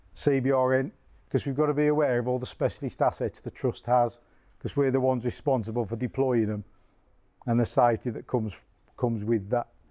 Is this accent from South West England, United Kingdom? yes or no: no; Tipton, West Midlands, United Kingdom; I am from Tipton.